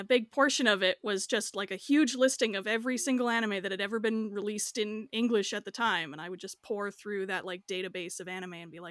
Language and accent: English; Canada; I'm Canadian